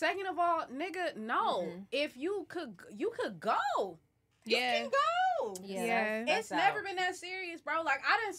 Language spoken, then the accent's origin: English; United States; I'm a bitch from the States.